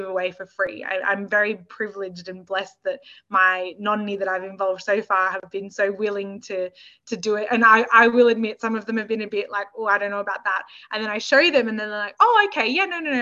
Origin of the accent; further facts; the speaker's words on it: Australia; me growing up in Australia and living in Australia